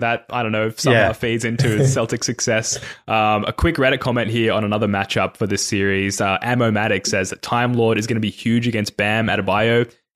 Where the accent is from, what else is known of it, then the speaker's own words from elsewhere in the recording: Australia; also born or lived in Sydney; an Aussie Hoops fan